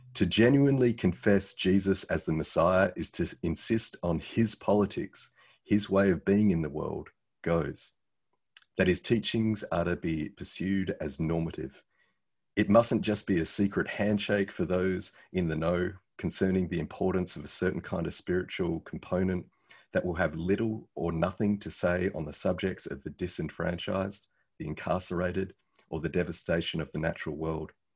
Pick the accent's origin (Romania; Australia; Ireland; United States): Australia; this Aussie